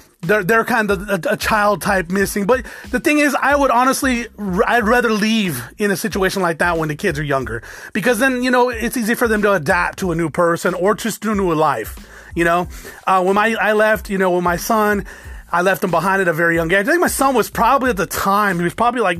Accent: South Tucson, Arizona, United States; Did grow up in South Tucson, predominantly Hispanic, but you know, I grew up in the hood.

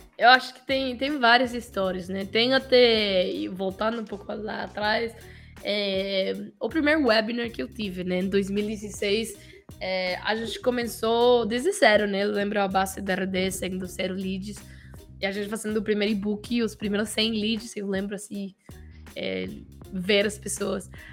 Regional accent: Mexico; Portuguese is a second language; moved away as an adult; also born or lived in Florianópolis, Brazil; eu não sou colombiano, eu sou mexicano

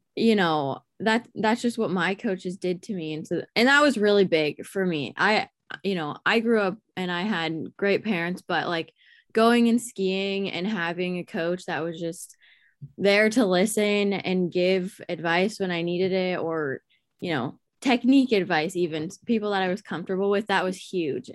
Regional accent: Alaska, United States; I grew up in Alaska. Um, I was born and raised here

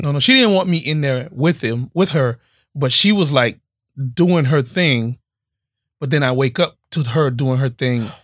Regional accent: Miami, Florida, United States; Growing up in Miami is just different

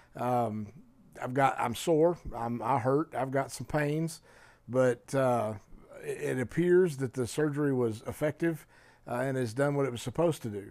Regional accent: Oklahoma, United States; moved away; also born or lived in Colorado; we were living in Colorado, but we're from Oklahoma

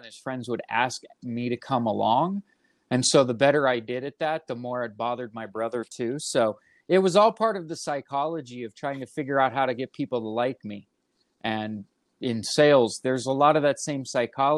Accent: Aurora, Colorado, United States; I'm a Colorado native, grew up, born and raised in Aurora, Colorado

